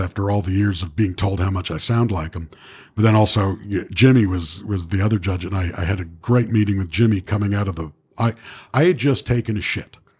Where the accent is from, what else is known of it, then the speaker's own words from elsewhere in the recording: Toronto, Ontario, Canada; a girl I grew up with in Etobicoke